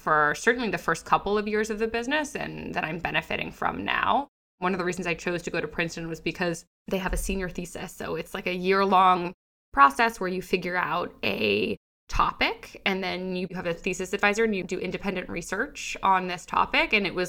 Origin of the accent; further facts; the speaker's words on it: London, United Kingdom; also born or lived in Japan; I was born in London. I spent some years in Japan, moved back to London and graduated high school there.